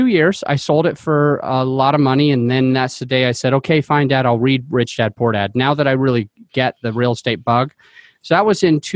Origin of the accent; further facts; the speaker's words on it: Utah, United States; now in Denver, United States; I came from Utah, and so that's where I grew up